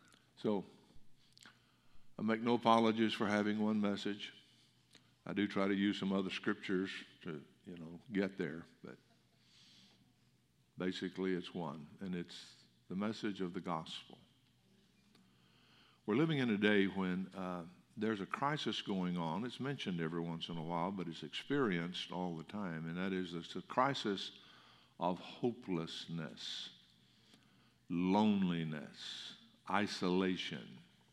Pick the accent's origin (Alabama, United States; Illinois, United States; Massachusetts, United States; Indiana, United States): Alabama, United States; I came from Alabama, so y'all was a big word there. And the last 50 years I've had to learn to speak Texan, and I still get made fun of when I go back to Alabama